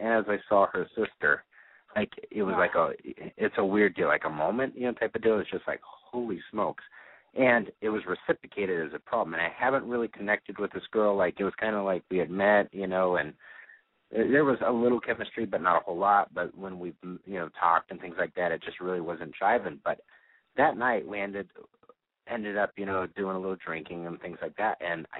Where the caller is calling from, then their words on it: Phoenix, Arizona, United States; Phoenix, 31.